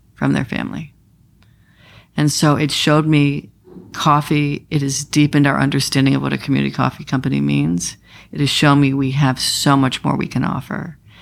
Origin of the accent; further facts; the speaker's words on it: Maine, United States; I'm from Maine